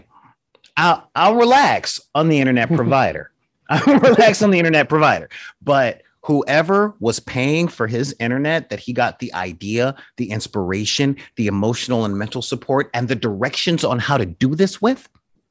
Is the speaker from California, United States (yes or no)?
yes; Los Angeles, California, United States; I grew up in South Central LA in the 80s